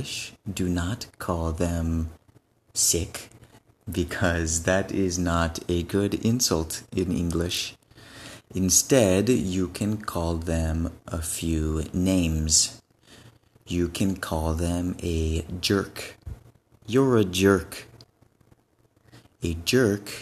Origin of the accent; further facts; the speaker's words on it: West Coast of the United States, United States; also born or lived in Benin; I am from the West Coast of the United States, the Pacific Coast of the United States.